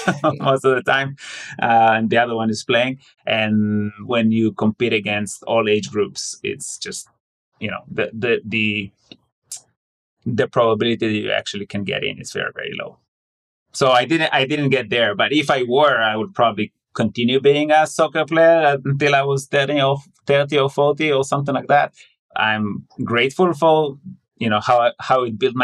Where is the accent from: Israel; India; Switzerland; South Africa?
Israel; Southern District; moved away as an adult; now in Boston, United States; I'm originally from Israel. I was born in a small town in the southern part of Israel